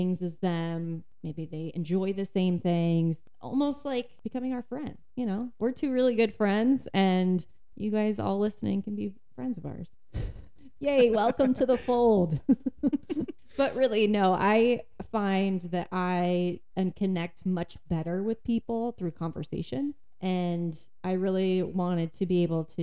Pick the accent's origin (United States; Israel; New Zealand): United States; Santa Rosa, California; I'm 31 years old, and I'm from Santa Rosa, California